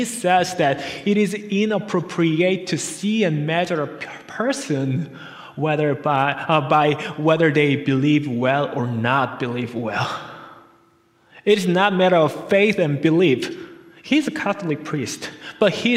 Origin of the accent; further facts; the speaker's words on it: South Korea; moved away; we came from South Korea. We are migrants' family here.